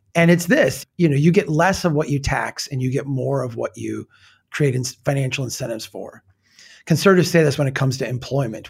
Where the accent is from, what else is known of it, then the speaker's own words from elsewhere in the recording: old frontier town in the Midwest, United States; my hometown in eighteen seventy